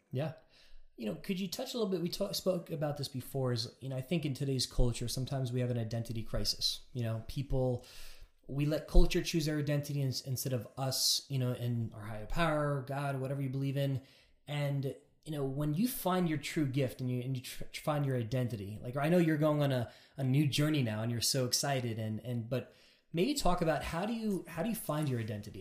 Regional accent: New York and Long Island, United States; I'm from New York and Long Island

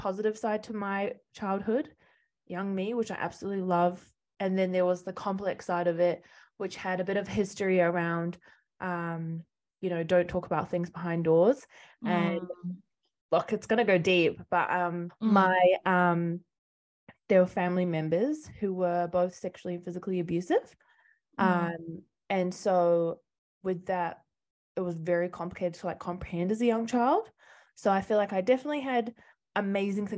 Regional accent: New Plymouth, Taranaki, New Zealand; also born or lived in Spain; I grew up in New Zealand, originally from New Plymouth, Taranaki

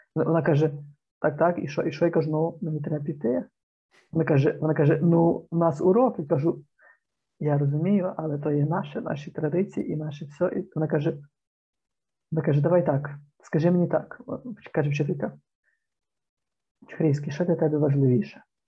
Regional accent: Zarvanytsia, Ternopil Oblast, Ukraine; Трибуданський район, Тернопільська область. Зерваниця це, типу, Мекка

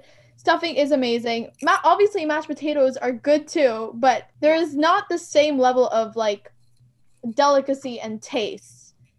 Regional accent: New York, United States; also born or lived in the South; I'm very proud to be a New Yorker

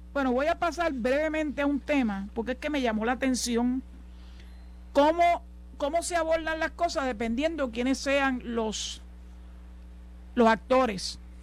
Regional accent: Puerto Rico; la inmensísima mayoría de los puertorriqueños

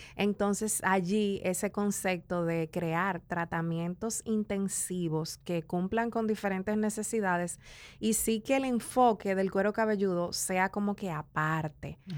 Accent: La Romana, Dominican Republic; also born or lived in San Pedro de Macorís; now in Santo Domingo, Dominican Republic; nací en el este, en La Romana y crecí entre La Romana y San Pedro de Macorís.

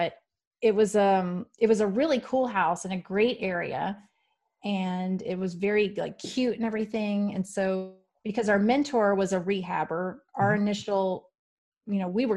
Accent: Houston, Texas, United States; moved away; I'm from Houston originally

